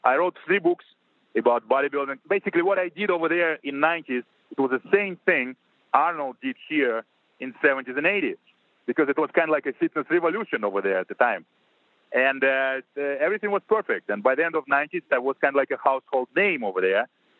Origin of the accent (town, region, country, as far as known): Russia; moved away as an adult; also born or lived in Moscow; now in United States